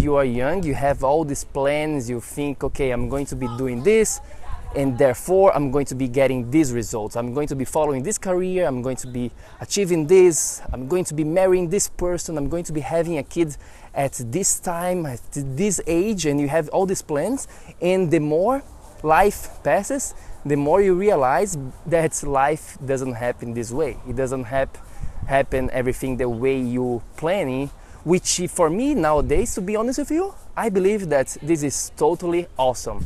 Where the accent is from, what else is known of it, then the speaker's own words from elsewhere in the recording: Florianópolis, Santa Catarina, Brazil; now in United States; I was in Brazil, I was in my hometown, Florianópolis